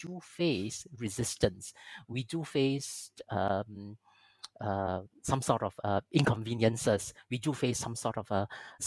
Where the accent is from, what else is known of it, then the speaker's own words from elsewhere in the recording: Malaysia; I come from Malaysia, a majority Muslim country.